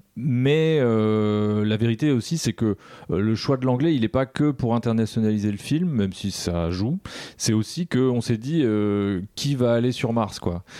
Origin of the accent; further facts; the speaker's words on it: France; on est des Français